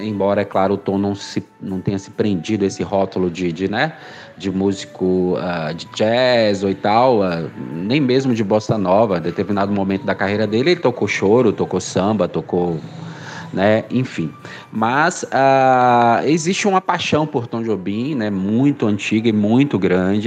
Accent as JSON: {"language": "Portuguese", "town": "Salvador", "region": "Bahia", "country": "Brazil"}